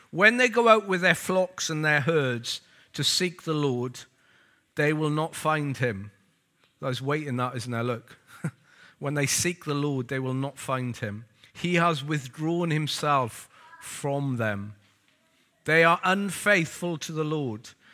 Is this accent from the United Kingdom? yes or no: yes; Wales, United Kingdom; also born or lived in Lewisham; now in London, United Kingdom; I'm Welsh